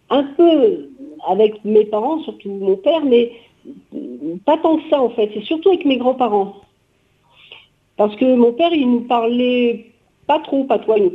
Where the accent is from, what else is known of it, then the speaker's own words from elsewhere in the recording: Auvergne-Rhône-Alpes, France; also born or lived in Paris; Et donc moi, je suis née à Paris et à l'âge de quelques mois, je ne me souviens pas exactement, que je demande à mon père, euh, je suis partie en Auvergne chez une nounou